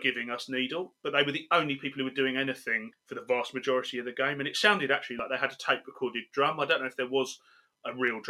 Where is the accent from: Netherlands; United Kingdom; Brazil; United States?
United Kingdom; England; accent: English; my English accent in Cardiff